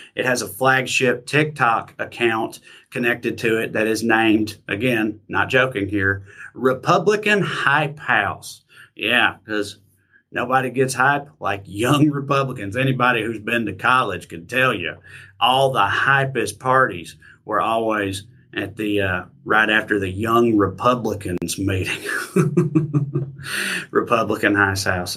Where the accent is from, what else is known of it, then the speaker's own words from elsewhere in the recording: United States; years of being an American